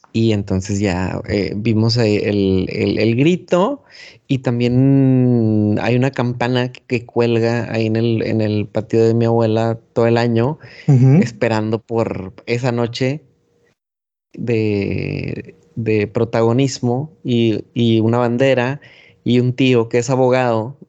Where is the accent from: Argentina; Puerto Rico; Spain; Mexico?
Mexico